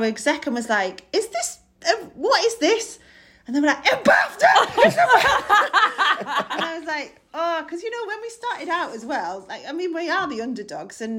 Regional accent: Middlesbrough, North East England, United Kingdom; I'm from Middlesbrough

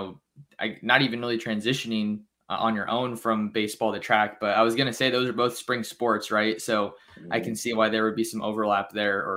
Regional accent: Bay Area, California, United States; I'm from the Bay Area

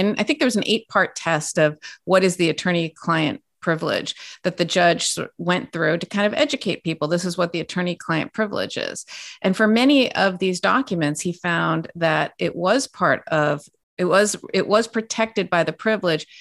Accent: California, United States; I'm from California, born and raised

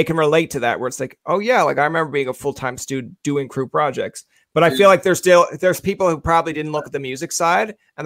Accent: Newfoundland and Labrador, Canada; accent: Newfoundland; I'm a Newfoundlander. Oh, that's my accent coming by.

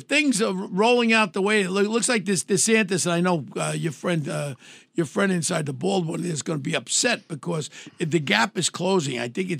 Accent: New York City, New York, United States; I grew up in Ozone Park. You know where I grew up and all. I grew up with all the wise guys.

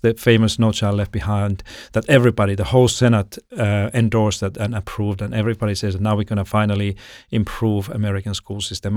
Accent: Finland; moved away as an adult; now in Sydney, Australia; I'm from Finland originally

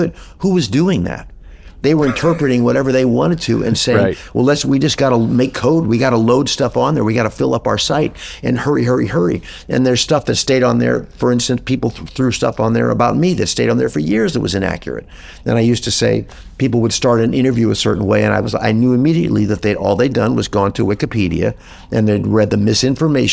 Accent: Midwest, United States; moved away; also born or lived in Los Angeles; I grew up in the Midwest

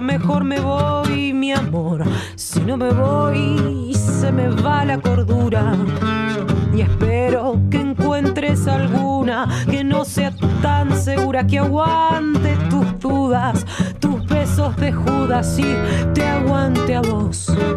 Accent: Rosario, Santa Fe, Argentina; soy música de Rosario

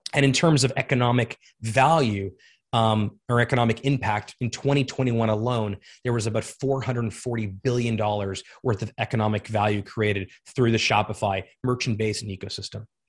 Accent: South Florida, United States; moved away as an adult; also born or lived in Montreal, Canada / Toronto, Canada / Ottawa, Canada; I grew up in South Florida

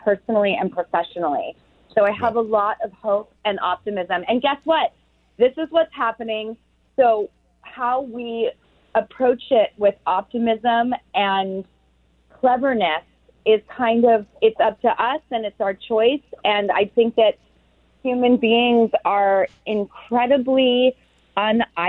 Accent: California, United States; I'm from California

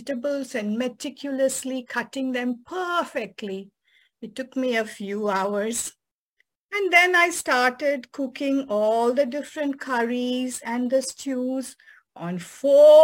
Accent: Chennai, Tamil Nadu, India; moved away as an adult; also born or lived in San Francisco; now in United States; from my hometown Madras, now known as Chennai, to San Francisco

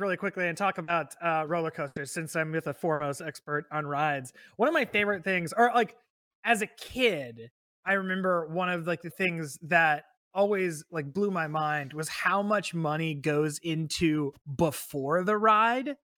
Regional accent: San Antonio, Texas, United States; I grew up in San Antonio, literally, like, a mile away from Six Flags

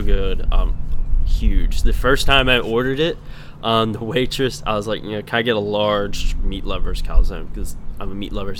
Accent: the South, United States; Can you tell I'm from the South?

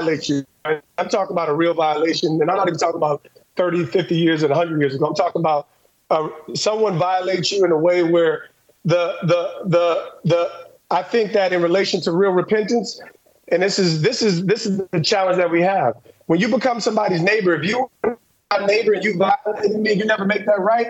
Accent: New Jersey, United States; I'm from New Jersey, divorced home.

